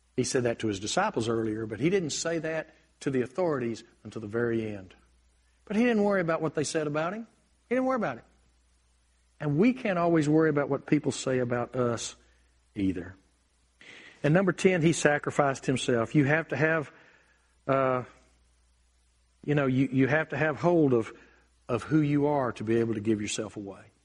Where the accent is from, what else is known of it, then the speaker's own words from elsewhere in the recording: United States; I'm blessed to be an American